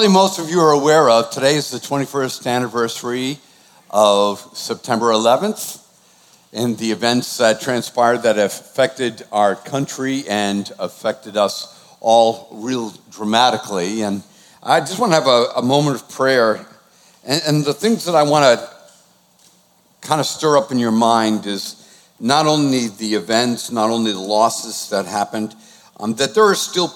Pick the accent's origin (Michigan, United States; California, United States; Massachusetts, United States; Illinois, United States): Massachusetts, United States; Boston; moved away; I'm from Boston.